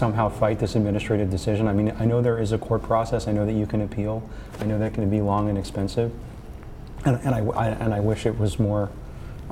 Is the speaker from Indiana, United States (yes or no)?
no; Miami, Florida, United States; moved away as an adult; now in Los Angeles, United States; I've lived in LA for about 21 years, but I'm originally from Miami, Florida. Born and raised, lived there till I was 23